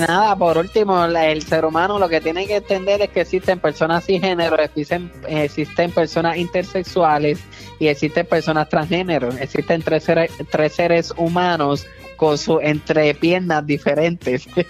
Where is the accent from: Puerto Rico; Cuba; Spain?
Puerto Rico; yo soy puertorriqueño